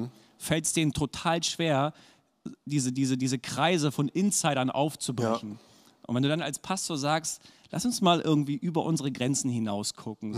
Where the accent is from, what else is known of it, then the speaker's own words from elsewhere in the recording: Bremen, Germany; also born or lived in Erzhausen / Hannover / Achim; ich bin tatsächlich im Bremer Umland groß geworden